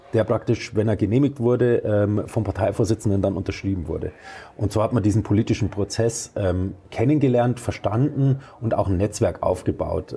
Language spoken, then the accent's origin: German; Arzberg, Bavaria, Germany; moved away; Ich bin gebürtiger Oberfranke. Ich okay. komme aus Arzberg, Landkreis Wunsiedel mhm. im Fichtelgebirge